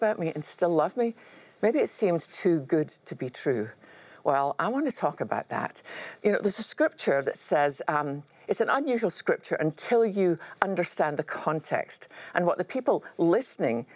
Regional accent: Scotland, United Kingdom; growing up in Scotland

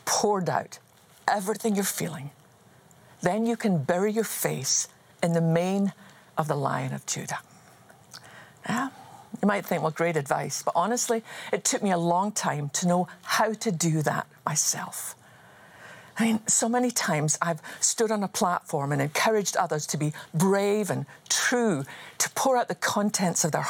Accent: Scotland, United Kingdom; I was just a wee girl growing up in Scotland

